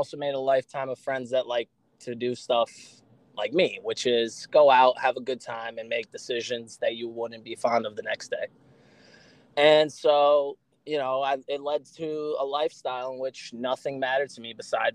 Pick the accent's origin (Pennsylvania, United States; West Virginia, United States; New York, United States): New York, United States; New York City; moved away as an adult; now in Florida, United States; I'm originally from the Bronx, in New York.